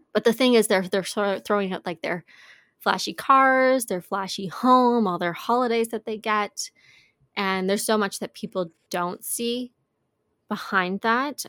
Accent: Canada; we're from Canada

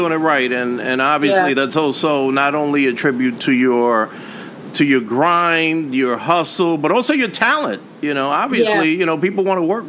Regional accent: New York City, New York, United States; I'm from the Bronx

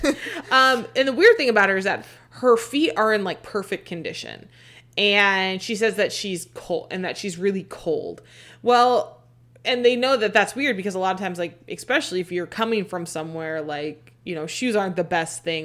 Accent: Arizona, United States; we're from Arizona

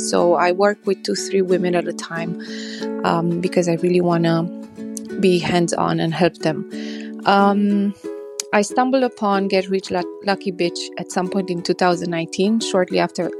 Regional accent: Romania; I'm from Romania.

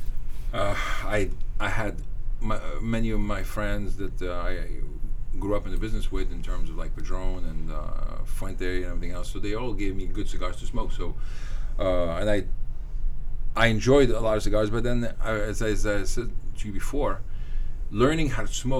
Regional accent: Morocco; moved away; I grew up in Morocco

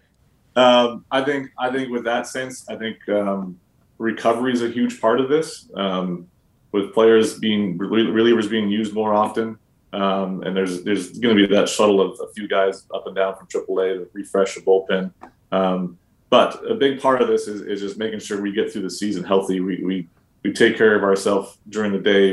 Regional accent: Canada; as a Canadian around there.

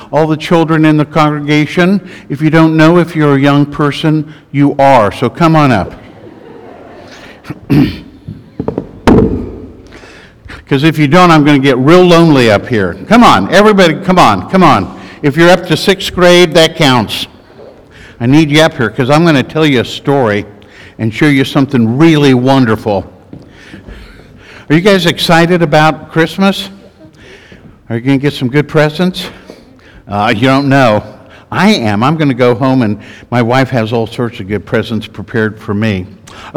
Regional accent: Kansas, United States; I'm from Kansas.

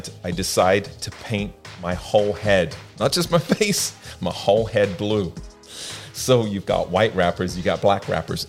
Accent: Ireland; born there; I was born in Ireland with a Californian mum and an Irish dad. So that's my weirdness in terms of my accent.

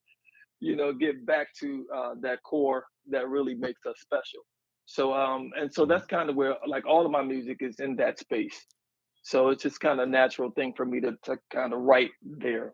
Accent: Baltimore, Maryland, United States; I'm from Baltimore, Maryland.

